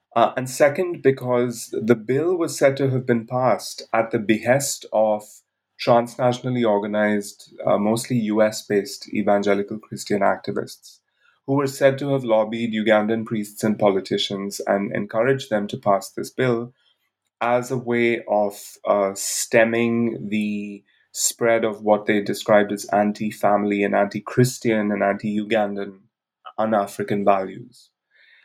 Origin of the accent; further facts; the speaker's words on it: India; moved away as an adult; also born or lived in Bangalore; I grew up in India, where I lived till the age of 23